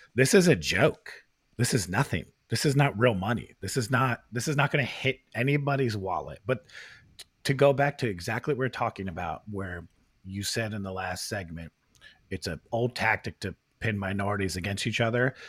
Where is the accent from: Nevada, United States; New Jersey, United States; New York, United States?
New Jersey, United States; Princeton; we grew up in Princeton.